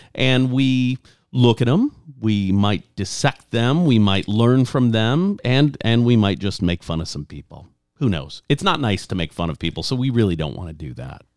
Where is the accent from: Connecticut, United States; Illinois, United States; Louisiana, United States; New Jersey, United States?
Louisiana, United States; moved away; I grew up in Louisiana